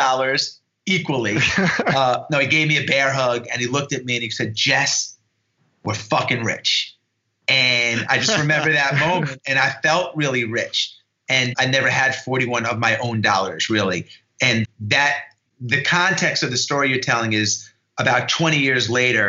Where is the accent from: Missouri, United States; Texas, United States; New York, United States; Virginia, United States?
New York, United States; New York and Long Island, United States; I grew up in New York and Long Island